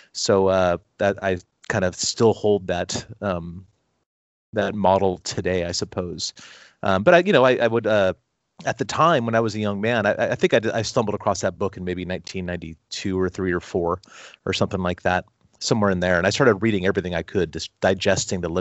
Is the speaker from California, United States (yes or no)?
yes; Long Beach, California, United States; I grew up in Long Beach, California